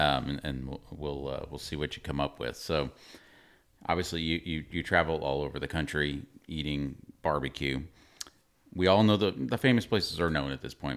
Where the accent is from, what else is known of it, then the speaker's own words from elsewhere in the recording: Texas, United States; we're, we're from Texas